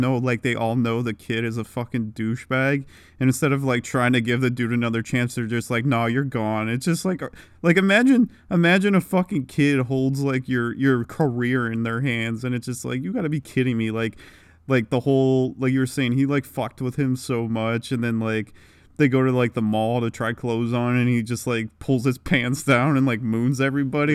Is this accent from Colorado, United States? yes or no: no; Cleveland, Ohio, United States; we grew up in Cleveland